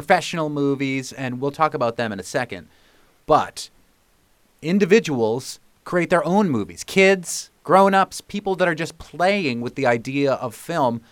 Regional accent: Boston, Massachusetts, United States; we're from the Boston area

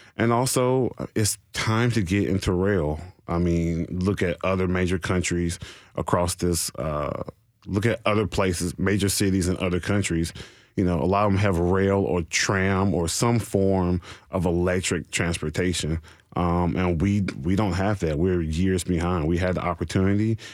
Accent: Nashville, Tennessee, United States; I'm from Nashville proper

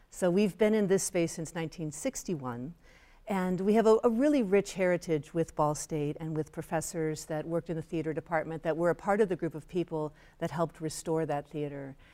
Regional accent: Chicago, Illinois, United States; Yeah, I'm from Chicago. I love the art scene.

